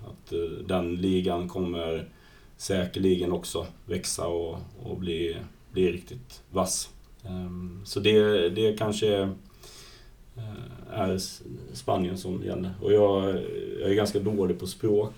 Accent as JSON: {"language": "Swedish", "town": "Falkenberg", "region": "Halland County", "country": "Sweden", "moved": "yes", "said": "jag är ju från Falkenberg från början"}